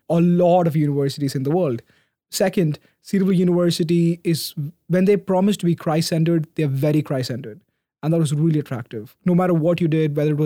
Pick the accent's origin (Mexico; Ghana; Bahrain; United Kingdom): Bahrain; moved away as an adult; also born or lived in Middle East / India; now in United States; I was born and raised on the small, beautiful island called Bahrain off the coast of Saudi Arabia and Qatar. That's where my family moved from India there.